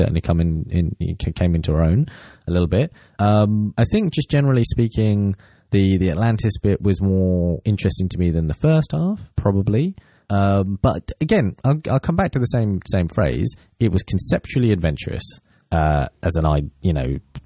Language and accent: English; Portsmouth, South East England, United Kingdom; my childhood, you know, sort of growing up in Portsmouth